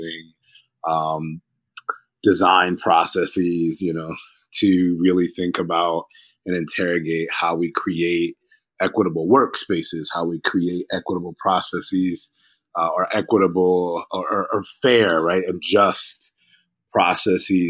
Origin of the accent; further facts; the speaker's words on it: Hartford, Connecticut, United States; moved away as an adult; now in Philadelphia, United States; I grew up really poor in Hartford, Connecticut